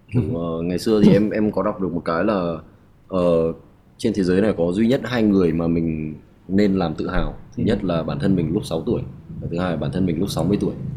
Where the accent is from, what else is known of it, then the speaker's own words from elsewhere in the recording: Vietnam; em luôn tự hào em là một người Việt Nam